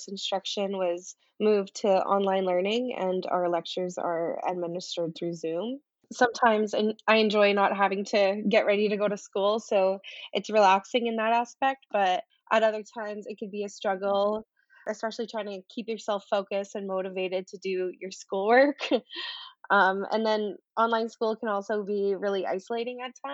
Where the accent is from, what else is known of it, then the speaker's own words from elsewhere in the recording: Brochet, Manitoba, Canada; I'm Woodland Cree from Brochet, Manitoba